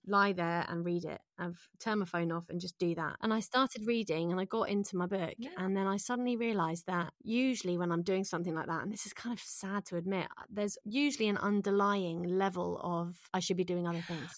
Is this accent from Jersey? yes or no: yes; Jersey; moved away as an adult; also born or lived in London; I'm from Jersey in the Channel Islands